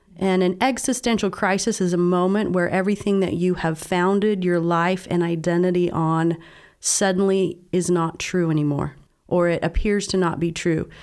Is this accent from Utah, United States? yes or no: yes; Southern Utah, United States; I was raised in Southern Utah, in a very religious family